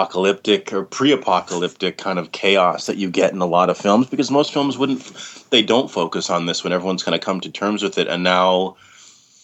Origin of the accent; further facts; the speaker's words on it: Canada; being a Canadian